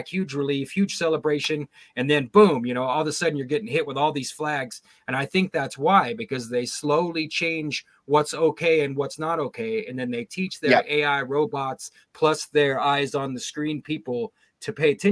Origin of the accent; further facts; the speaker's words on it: Sacramento Valley, California, United States; moved away; I was raised in the Sacramento Valley, but we moved out of there a long, long time ago.